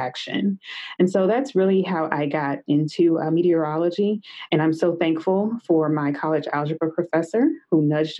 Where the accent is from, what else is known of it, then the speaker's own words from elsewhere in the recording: Meridian, Mississippi, United States; I grew up in Meridian, Mississippi